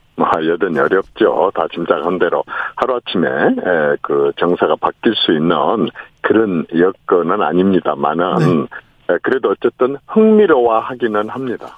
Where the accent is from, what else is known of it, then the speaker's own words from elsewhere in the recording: Honam, South Korea; 호남 출신인 제가